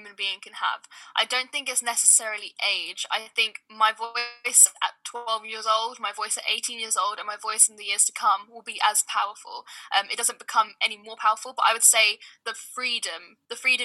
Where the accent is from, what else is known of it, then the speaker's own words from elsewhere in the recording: London, United Kingdom; also born or lived in Sudan / Leeds; I'm born and raised in South London